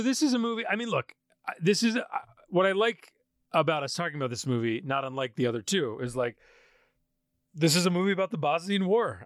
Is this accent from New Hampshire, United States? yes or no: no; Poughkeepsie, New York, United States; I'm from Poughkeepsie, New York.